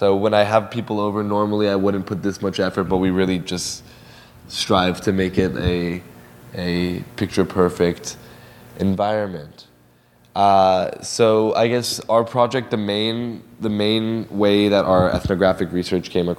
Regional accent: Los Angeles, California, United States; I grew up in Los Angeles, so I ate a lot of black beans and rice.

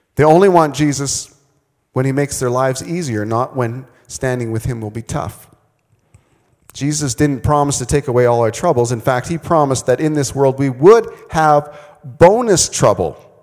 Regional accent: Manitoba, Canada; also born or lived in Vancouver, British Columbia; now in Saskatchewan, Canada; I grew up in Manitoba.

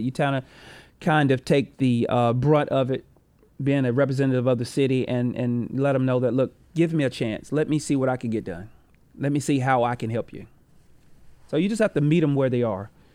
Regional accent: Rock Hill, South Carolina, United States; I grew up on Green Street

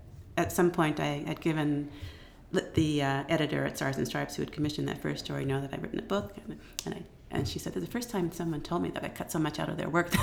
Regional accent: California, United States; moved away as an adult; also born or lived in Florida / South Africa / India / Egypt; I was born and raised mostly in California, born in Florida, but raised in California.

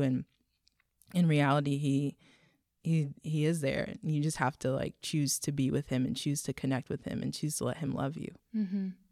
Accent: Texas, United States; I grew up in Texas

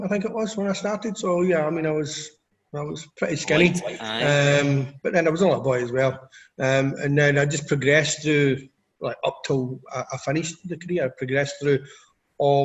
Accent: Scotland, United Kingdom; as a Scot

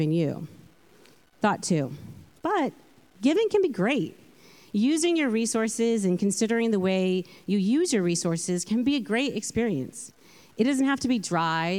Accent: California, United States; moved away as an adult; now in London, United Kingdom; I'm from California, hence the accent. And I have been living in London for about 10 years

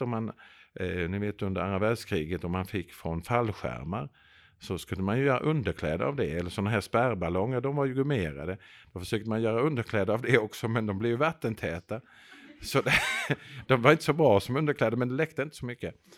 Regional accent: Växjö, Kronoberg County, Sweden; jag är själv född i Växjö.

